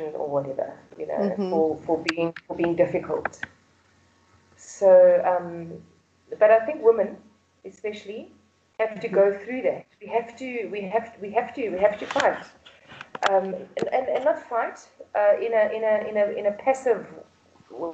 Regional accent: Pretoria, Gauteng, South Africa; born and bred in South Africa, in Pretoria

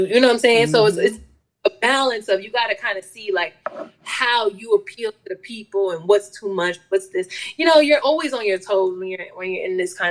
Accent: upstate New York, United States; I'm a upstate New Yorker

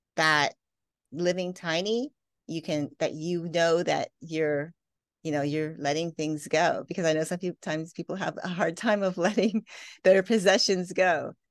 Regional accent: Canada; moved away; also born or lived in Las Vegas; I grew up in Canada.

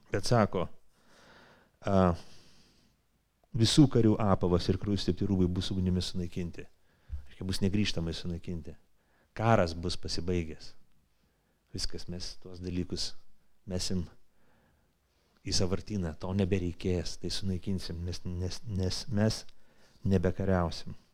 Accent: Lithuania; mes lietuviai greičiausiai visi tokie.

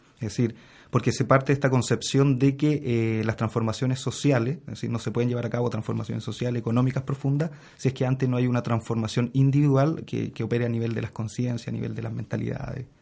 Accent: Santiago, Santiago Metropolitan Region, Chile; Yo nací, fui criado en, la población Lormida de Peñalolén

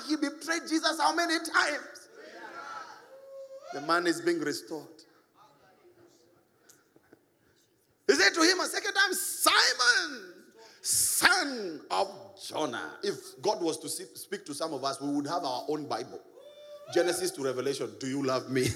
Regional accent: Nairobi, Kenya; I came from Eastlands. Yeah, came from Eastlands

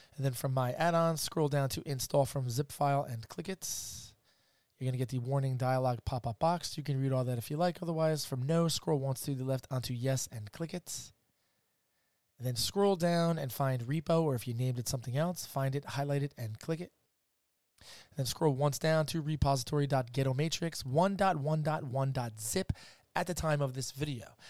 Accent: New Jersey, United States; I'm from Jersey

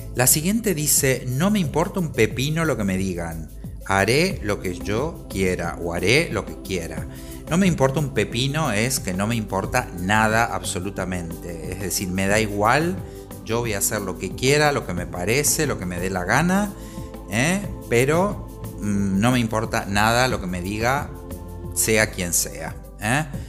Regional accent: Argentina; moved away as an adult; now in Spain; soy argentino, aunque vivo en España desde hace varios años

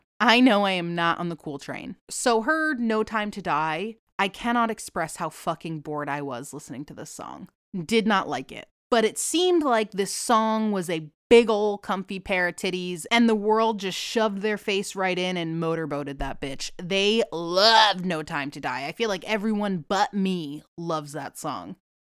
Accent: Boston / New England, United States; accent: Boston / New England; now in Florida, United States

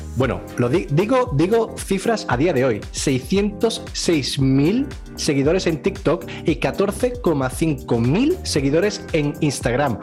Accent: Andalusia, Spain; yo soy andaluz y me como así las palabras

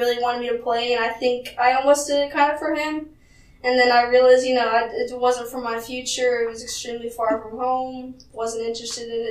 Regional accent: Costa Rica; moved away; I was from Costa Rica

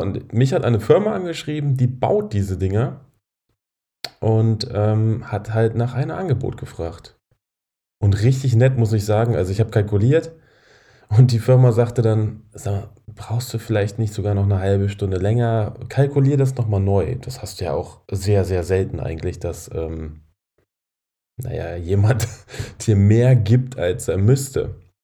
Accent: Braunschweig, Lower Saxony, Germany; moved away; Braunschweig meine alte Heimat

